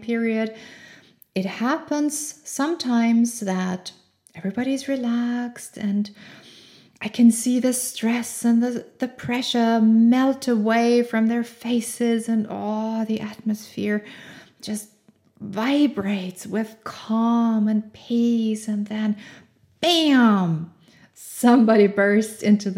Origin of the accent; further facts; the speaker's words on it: Austria; English is a second language; I grew up in Austria